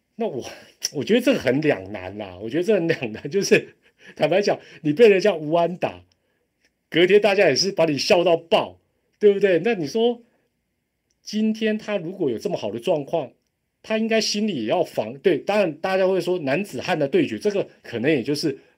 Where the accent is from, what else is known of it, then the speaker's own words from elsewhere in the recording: Taiwan; 我们台湾人不管